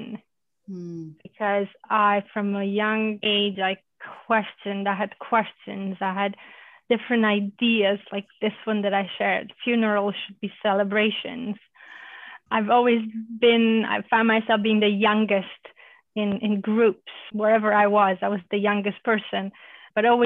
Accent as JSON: {"language": "English", "country": "Romania", "tie": "born or raised there", "also_born_or_lived": "Germany", "moved": "yes", "lives_now": "United States", "said": "I grew up in Romania as a Hungarian during communism"}